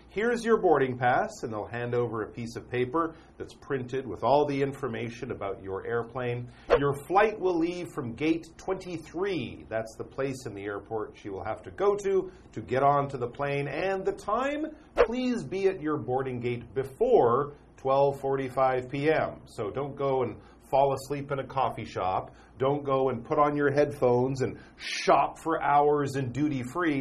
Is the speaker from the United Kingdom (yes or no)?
no; Canada; I have a British passport because I'm from Canada